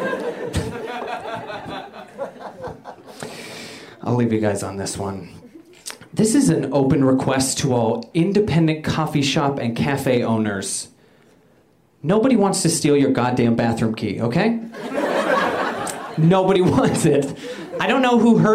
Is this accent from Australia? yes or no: no; Canada; moved away as an adult; now in United States; I'm originally from Canada